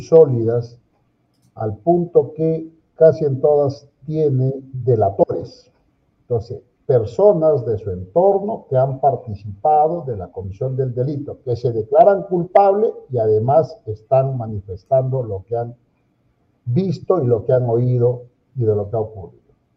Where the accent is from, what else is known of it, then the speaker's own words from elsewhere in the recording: Peru; como todo peruano